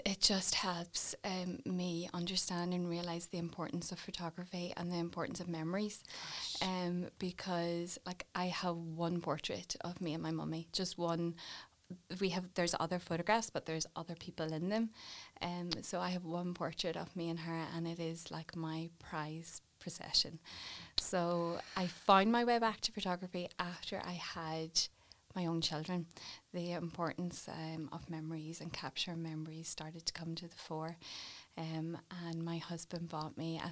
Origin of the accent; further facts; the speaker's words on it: Warrenpoint, Northern Ireland, United Kingdom; grew up in Warren Point